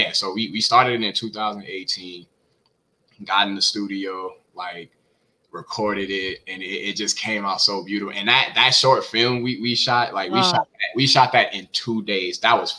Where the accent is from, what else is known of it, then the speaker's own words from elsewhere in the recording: the South, United States; especially growing up in the South, like, it's so heavy. It's so heavy down here.